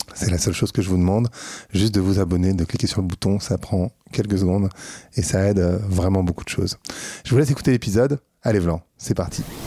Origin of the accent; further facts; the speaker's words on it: France; en tant que Français